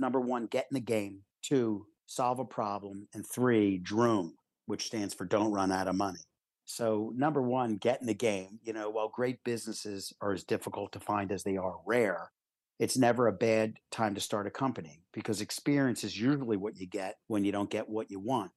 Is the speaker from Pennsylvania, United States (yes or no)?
yes; Philadelphia, Pennsylvania, United States; I grew up in Philadelphia in a middle class family